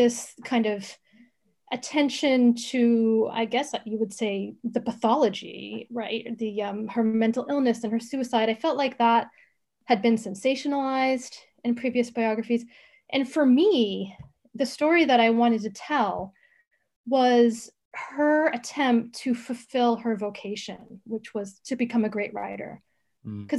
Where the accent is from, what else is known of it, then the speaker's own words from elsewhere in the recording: United States; moved away as an adult; also born or lived in Oxford, England; being an American